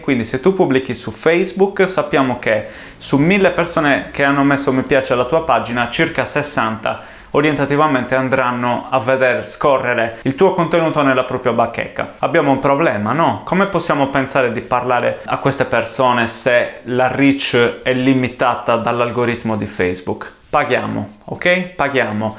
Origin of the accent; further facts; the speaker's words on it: Sardinia, Italy; also born or lived in London, United Kingdom / Bristol, United Kingdom; Sono sardo, la mia agenzia era in Sardegna